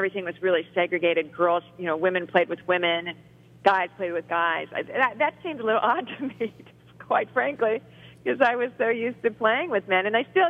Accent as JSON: {"language": "English", "region": "Ohio", "country": "United States", "tie": "born or raised there", "also_born_or_lived": "Cincinnati, Ohio / Brecksville, Ohio", "said": "I was born in Cincinnati and then moved to Brecksville outside of Cleveland when I was 8 years old. I'm a Ohio girl."}